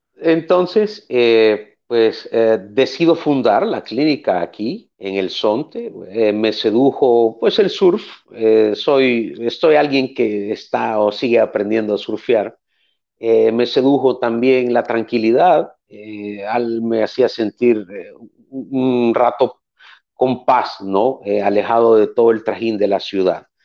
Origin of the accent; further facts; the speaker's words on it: El Salvador; nací en El Salvador, eh, nací en el 80, en aquel momento pues estábamos en medio de una guerra civil. Eh, a través de los años pues me crié en una familia de cinco personas